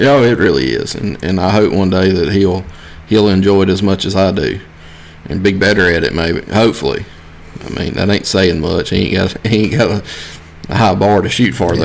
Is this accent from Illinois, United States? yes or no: no; South Mississippi, United States; I'm from South Mississippi.